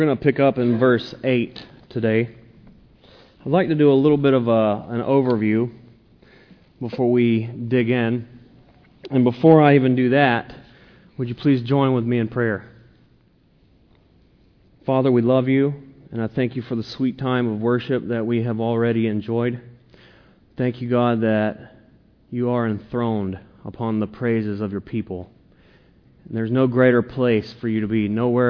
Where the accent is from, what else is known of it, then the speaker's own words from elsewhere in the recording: the South, Southern United States, United States; I'm a Southerner. I'm a Southern preacher.